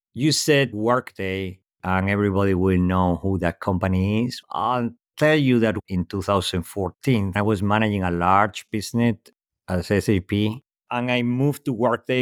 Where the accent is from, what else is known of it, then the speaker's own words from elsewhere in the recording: Spain; English is a second language; moved away; also born or lived in Europe; clearly not native in English speaker, born in Spain, lived most of my life across Europe